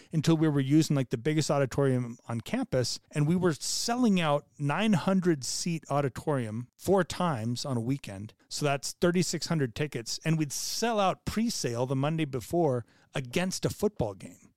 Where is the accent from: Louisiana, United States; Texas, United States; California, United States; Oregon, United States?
California, United States; moved away; also born or lived in Connecticut / Utah; I was a kid from California. I grew up in California and Connecticut.